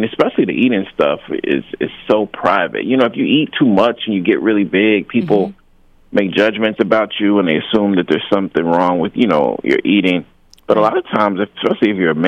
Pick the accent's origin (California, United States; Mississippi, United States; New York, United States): Mississippi, United States; Jackson; also born or lived in Wisconsin; I was raised in Jackson, Mississippi